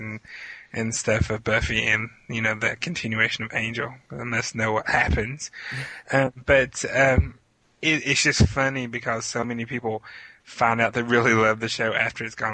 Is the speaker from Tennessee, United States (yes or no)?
yes; Tennessee, United States; also born or lived in Kentucky / Virginia; I was born in Kentucky, but I've lived in Tennessee and Virginia pretty much all of my life